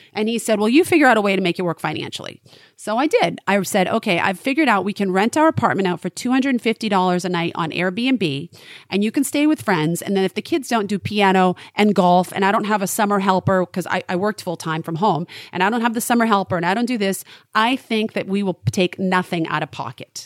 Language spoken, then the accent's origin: English; Maine, United States; moved away; I was raised in Maine.